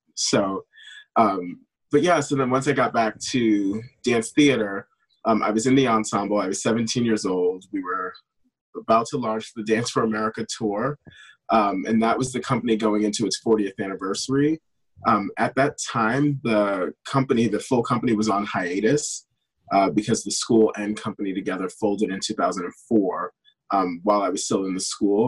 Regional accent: New York City, New York, United States; I grew up in East Harlem

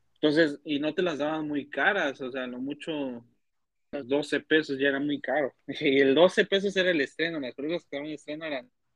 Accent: State of Mexico, Mexico; yo soy de Estado de México

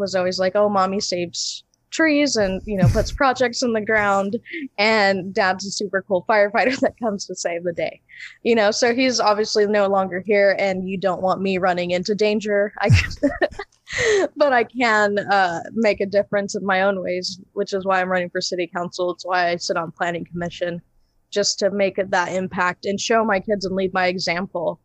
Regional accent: Imperial, California, United States; born and raised in Imperial

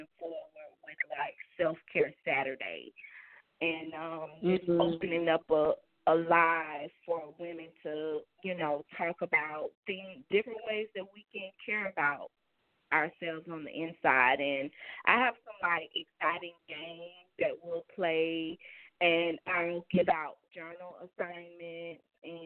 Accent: the South, United States; I'm from the South. I'm a little country

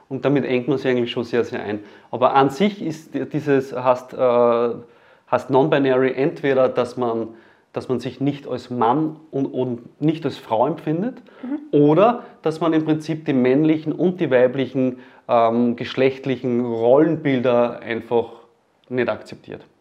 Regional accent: Leonding, Upper Austria, Austria; Ich komme aus Leonding

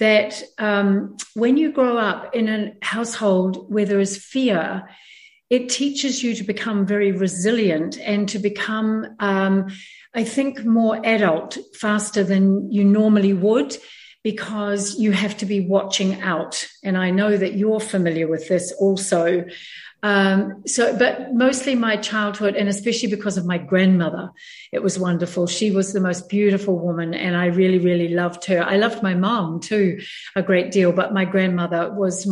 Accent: New Zealand; moved away as an adult; also born or lived in San Diego, California, United States; I was born and raised in New Zealand and then spent 40 years after I married my husband living in San Diego in California.

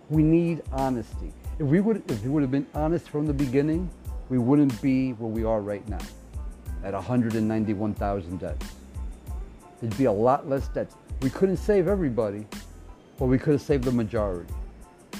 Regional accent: United States; we're American

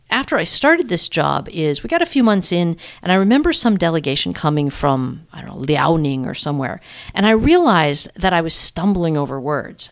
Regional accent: United States; moved away as an adult; now in Toronto, Canada; I'm an American who ended up moving to Toronto twenty years ago

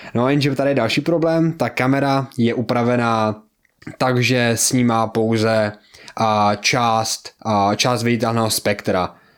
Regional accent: Czechia; já jsem z Česka

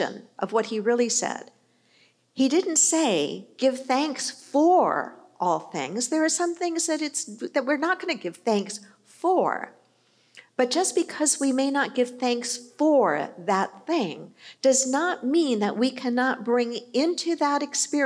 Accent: New York City, New York, United States; I was born in New York. I was born in Queens.

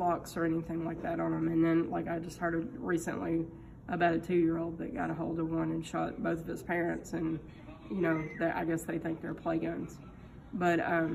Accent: Arkansas, United States; now in Texas, United States; Coming from Arkansas

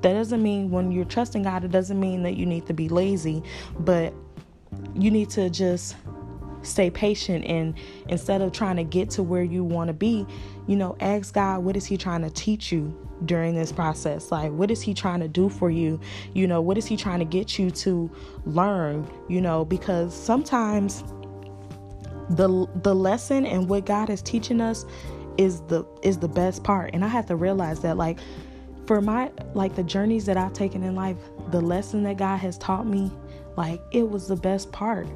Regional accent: Chicago, Illinois, United States; now in Atlanta, United States; I am from Chicago, born and raised

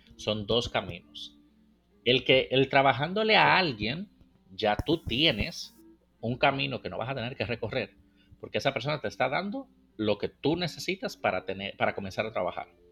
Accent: Dominican Republic; moved away; está mi tierra, República Dominicana

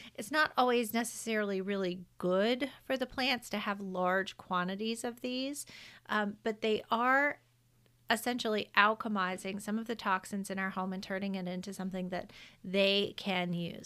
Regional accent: the South, United States; I'm from the South. I say carbon dioxide

